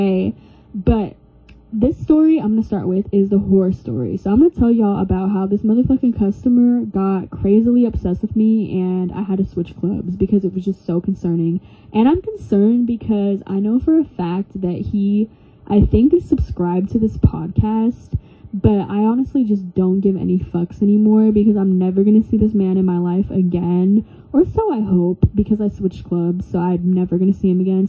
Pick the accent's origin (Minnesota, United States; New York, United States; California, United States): California, United States; also born or lived in Oregon; I am from California, but I am barely in California.